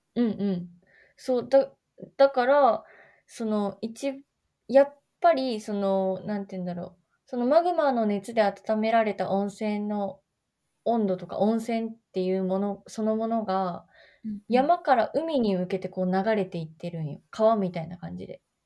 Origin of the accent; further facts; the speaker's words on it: Oita, Japan; 私、大分県出身なんだけど、大分隣の大分市出身なんだけ